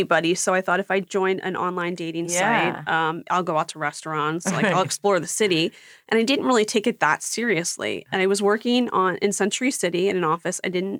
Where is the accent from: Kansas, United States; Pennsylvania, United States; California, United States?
Pennsylvania, United States; Philadelphia; I'm from Philadelphia.